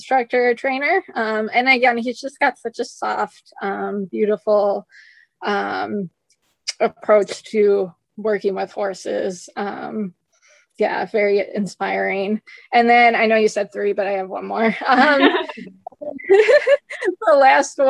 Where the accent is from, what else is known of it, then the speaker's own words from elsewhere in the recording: United States; accent: American; my horrible American accent